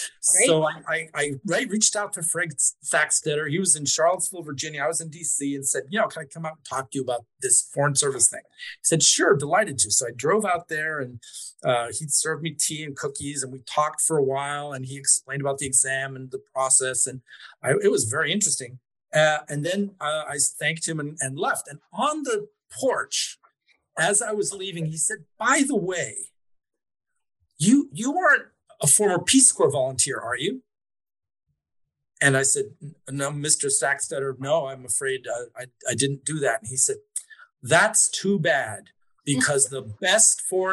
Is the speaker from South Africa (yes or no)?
no; Mexico; So at that time, I grew up in Mexico and my mother knew a guy who had been a diplomat in Mexico